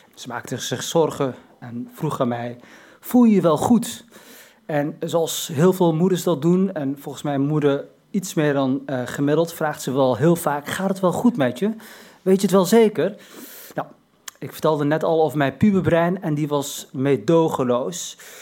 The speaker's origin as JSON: {"language": "Dutch", "country": "Morocco", "said": "ik ben geen Turk, maar een Marokkaan"}